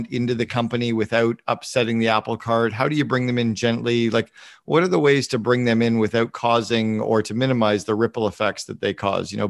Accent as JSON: {"language": "English", "country": "Canada", "said": "I'm I'm Canadian"}